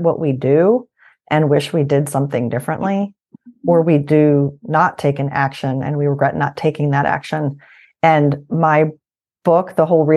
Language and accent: English; Albany, New York, United States; moved away as an adult; also born or lived in Shippensburg, Pennsylvania; now in Pittsburgh, United States; I'm originally from Albany, New York.